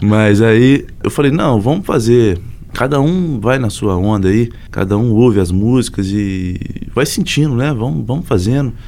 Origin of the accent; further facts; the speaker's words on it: Abre Campo, Minas Gerais, Brazil; now in Belo Horizonte, Brazil; de Abricampo, uma cidade da Zona da Mata Mineira.